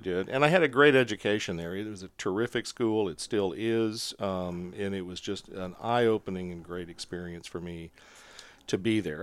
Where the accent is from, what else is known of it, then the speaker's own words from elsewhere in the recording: Montgomery City, Missouri, United States; I'm from a very small town in Missouri called Montgomery City, and it is, I grew up on a farm, really